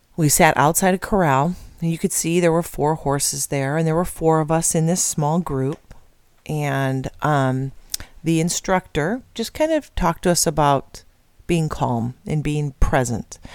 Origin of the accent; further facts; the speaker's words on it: Midwest, United States; moved away; I'm from the Midwest originally, but family from Iowa and Nebraska